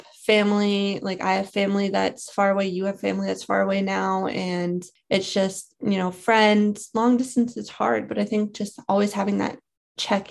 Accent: Massachusetts, United States; we grew up in Massachusetts. I'm still living here

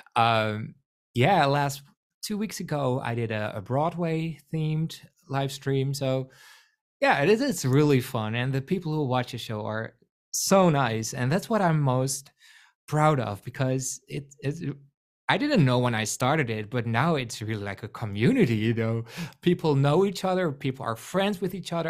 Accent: Netherlands; accent: Rotterdam-like; first language Dutch; English is a second language; I am from the Netherlands, so English is not my first language.

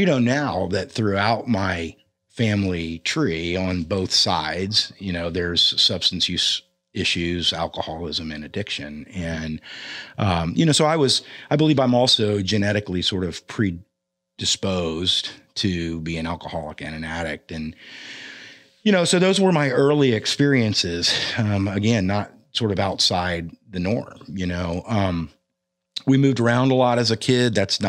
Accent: Orlando, Florida, United States; I mean, I was born and raised predominantly in Orlando, Florida. And I'm the son of conservative Christian healthcare professionals.

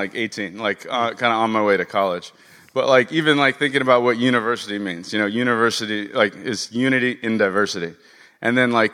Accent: Los Angeles, California, United States; I grew up out here in West L.A.

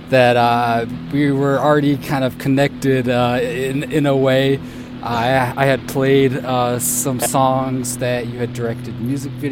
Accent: Minnesota, United States; now in Osaka, Japan; All right. I'm from Minnesota

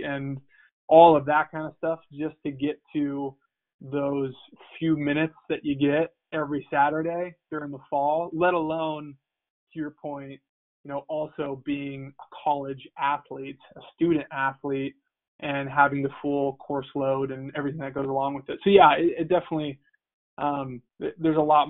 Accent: Missoula, Montana, United States; U of M was my only offer, and, you know, it was my hometown team

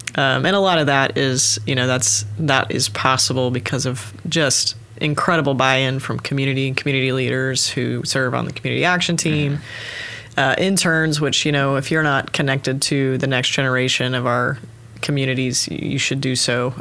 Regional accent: Oklahoma City, Oklahoma, United States; moved away as an adult; also born or lived in St. Louis, Missouri; I actually was born and raised in Oklahoma City area, so Northwest Oklahoma City

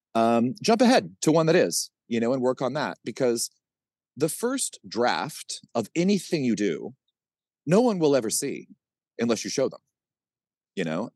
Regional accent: Kansas, United States; I grew up in Kansas

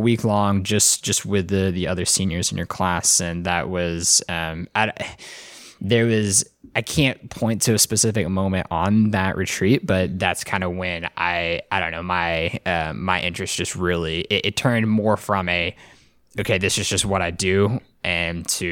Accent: Arlington, Texas, United States; I technically grew up in Arlington

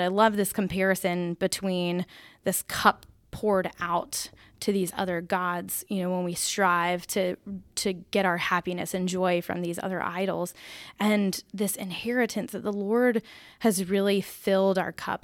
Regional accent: Peachtree City, Georgia, United States; moved away; I'm from Peachtree City

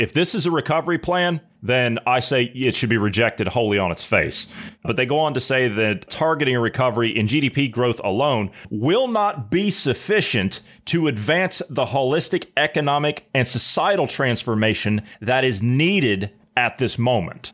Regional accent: United States; I'm an American

